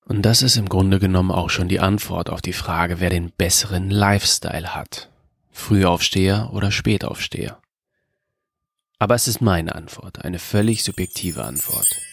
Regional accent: Germany; in Deutschland, in meiner Heimatstadt.

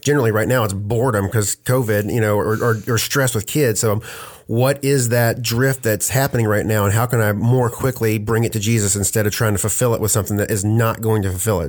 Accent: United States; We're Americans.

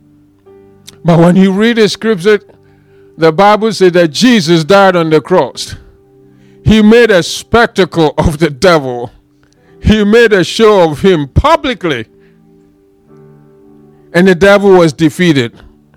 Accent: Ghana; moved away; I am from Ghana

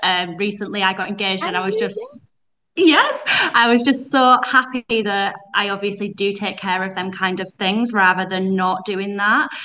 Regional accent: Yorkshire and the Humber, United Kingdom; accent: Yorkshire; I'm from West Yorkshire. Um, you probably pick it up from my accent. I've got Yorkshire accent

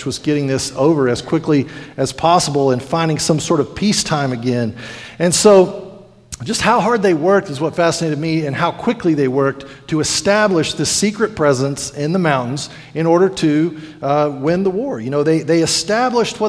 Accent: New Mexico, United States; now in Sweetwater, United States; growing up in New Mexico

